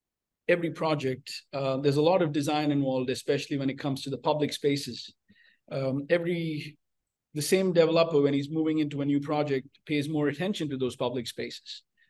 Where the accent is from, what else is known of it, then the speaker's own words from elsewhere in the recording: India; born there; also born or lived in United Arab Emirates / United States; So I was born in India, raised all over the place, went to school in Dubai and college in the States.